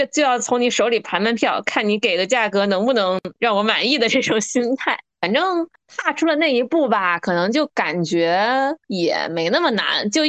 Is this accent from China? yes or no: yes; northern China, China; 身为北方人的我